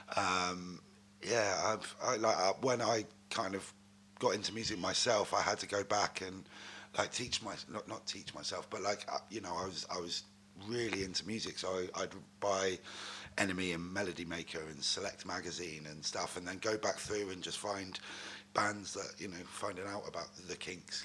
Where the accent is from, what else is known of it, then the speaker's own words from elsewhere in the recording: Newton Abbot, South West England, United Kingdom; also born or lived in Exeter; I was born in Devon. Uh, I grew up in a town called Newton Abbot, which is um, in between Torquay and Exeter.